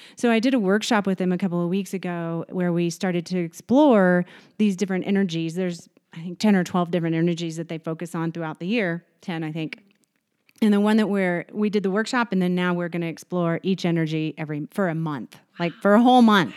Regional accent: Texas, United States; moved away; I'm from Texas

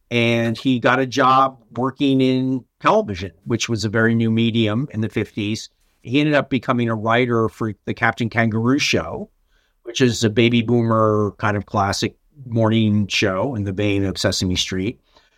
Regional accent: Montclair, New Jersey, United States; So I was born and raised in Montclair, New Jersey, which is like a suburb community of New York City.

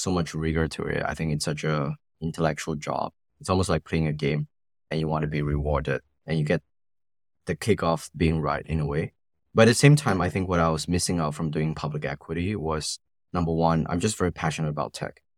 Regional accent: Singapore; growing up in Singapore

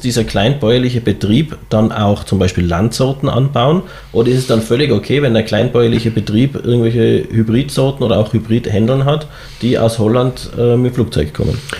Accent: Tyrol, Austria; ich als Tiroler

